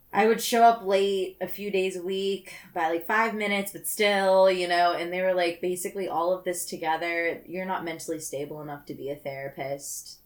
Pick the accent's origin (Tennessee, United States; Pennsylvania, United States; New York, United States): Pennsylvania, United States; Pittsburgh; I grew up in Pittsburgh